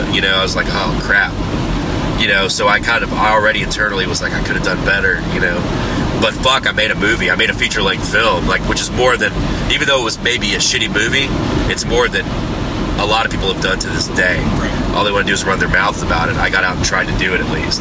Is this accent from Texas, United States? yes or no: yes; Houston, Texas, United States; I'm from Houston